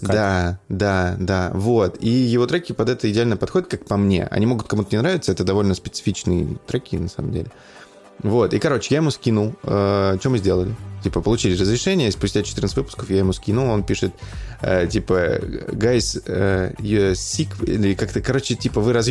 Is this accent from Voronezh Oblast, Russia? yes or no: yes; Voronezh, Voronezh Oblast, Russia; Я из Воронежа, брат.